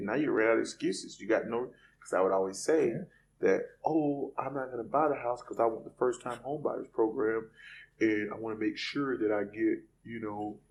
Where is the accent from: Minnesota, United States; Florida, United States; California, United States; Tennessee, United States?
Florida, United States; Lake Wales; moved away as an adult; now in Jacksonville, United States; I'm from a little small country town called Lake Wells, Florida